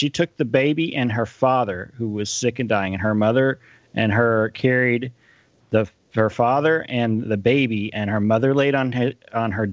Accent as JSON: {"language": "English", "region": "North Texas and West Texas", "country": "United States", "tie": "born or raised there", "also_born_or_lived": "College Station, Texas", "said": "I grew up in North Texas and West Texas before we moved down to the College Station area."}